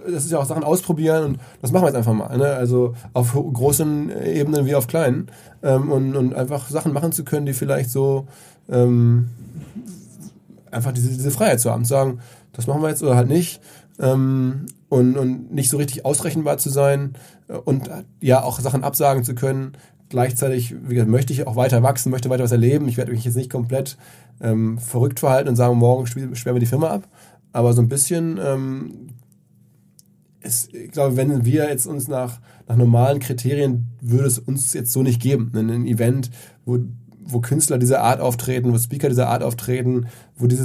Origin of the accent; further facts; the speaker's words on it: Essen, North Rhine-Westphalia, Germany; now in Hamburg, Germany; die meisten meiner Essener Freunde